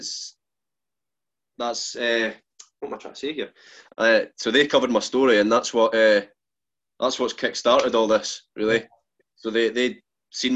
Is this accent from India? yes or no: no; Fife, Scotland, United Kingdom; I stay in Fife. I stay in a wee village